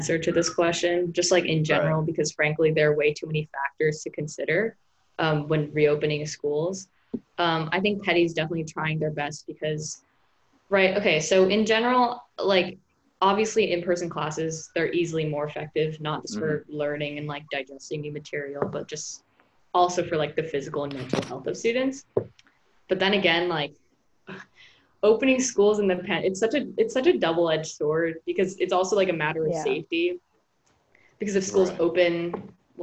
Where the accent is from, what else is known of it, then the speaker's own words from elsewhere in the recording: New York City, New York, United States; I'm a senior, I'm a boarder, I'm from New York City